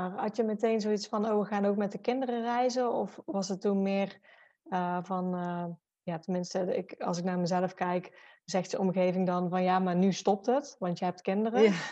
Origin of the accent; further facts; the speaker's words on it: Enkhuizen, North Holland, Netherlands; Uit Enkhuizen. Dus dat is Noord-Holland.